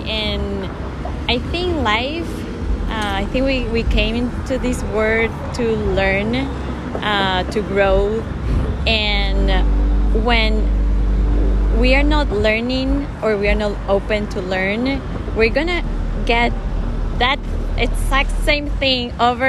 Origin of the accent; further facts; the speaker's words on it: Venezuela; also born or lived in Cincinnati, Ohio, United States; now in United States; But I grew and raised there. In Venezuela? In Venezuela, yeah.